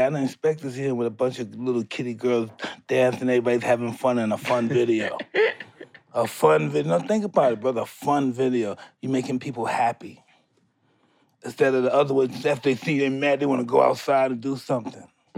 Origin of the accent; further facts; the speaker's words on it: New York City, New York, United States; I'm from Brownsville